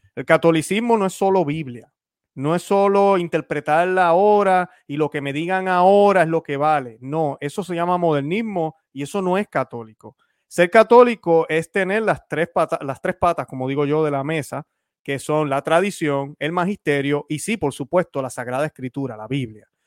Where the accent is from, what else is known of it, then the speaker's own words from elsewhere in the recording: Puerto Rico; cuando pequeño en Puerto Rico